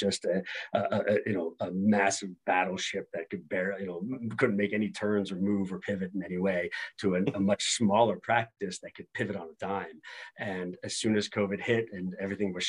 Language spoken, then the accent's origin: English; Pittsburgh, Pennsylvania, United States; moved away as an adult; also born or lived in Michigan / Ohio; now in Washington, D.C., United States; I'm originally from Pittsburgh, Pennsylvania.